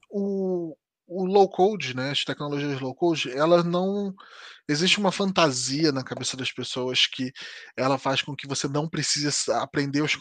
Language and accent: Portuguese; Southeast, Brazil; now in Portugal; porque no Brasil nós não, não teríamos nos conhecido de forma nenhuma, porque ela é do Nordeste e eu sou do Sudeste.